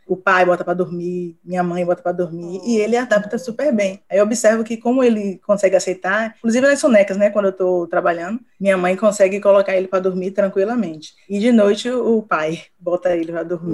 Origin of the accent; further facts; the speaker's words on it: Salvador, Bahia, Brazil; sou de Salvador